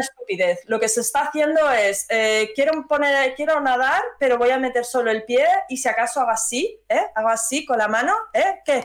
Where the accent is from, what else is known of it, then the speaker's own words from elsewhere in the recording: Madrid, Community of Madrid, Spain; yo soy de Madrid